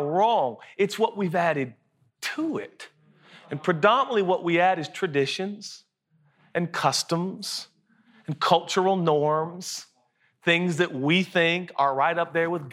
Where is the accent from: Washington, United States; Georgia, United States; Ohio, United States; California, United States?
Washington, United States; Seattle; I'm from Seattle